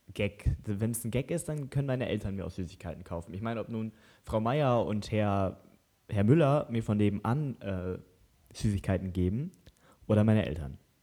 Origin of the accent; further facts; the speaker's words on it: Lower Saxony, Germany; wir kommen aus Niedersachsen